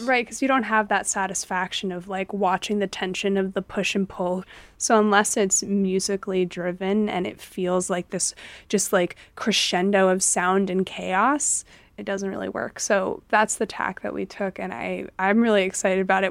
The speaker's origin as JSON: {"language": "English", "country": "United States", "tie": "born or raised there", "said": "I grew up in America"}